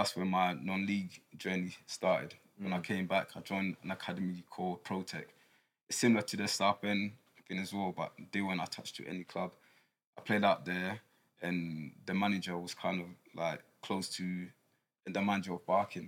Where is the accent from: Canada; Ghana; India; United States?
Ghana; now in United Kingdom; growing up in Ghana, I was born in Ghana